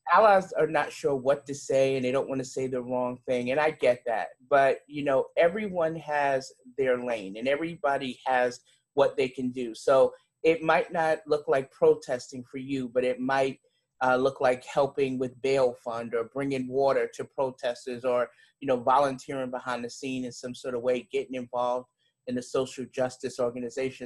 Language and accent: English; New York City, New York, United States; accent: New York; now in Charlotte, United States; I'm originally from Brooklyn, New York.